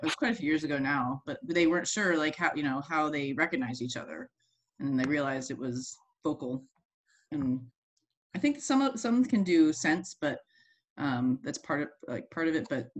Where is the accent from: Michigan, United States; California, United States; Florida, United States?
Florida, United States; Because where, like, I came from Florida where there are no seals.